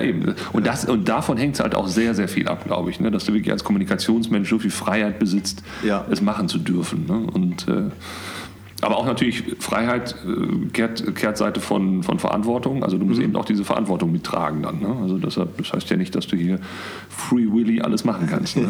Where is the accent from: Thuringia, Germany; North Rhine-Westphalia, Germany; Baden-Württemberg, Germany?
North Rhine-Westphalia, Germany; Bochum; also born or lived in Münster; ich komme eigentlich aus Bochum